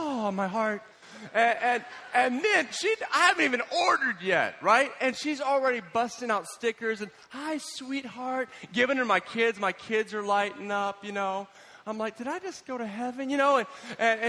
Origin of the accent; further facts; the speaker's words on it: United States; as an American